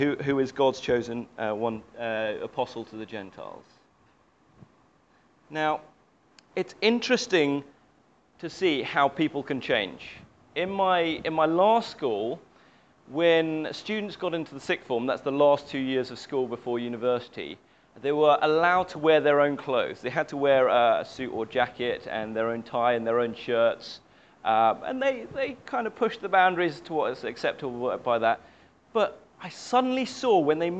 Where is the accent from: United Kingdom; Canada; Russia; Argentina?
United Kingdom; I grew up in the British culture. I'm very British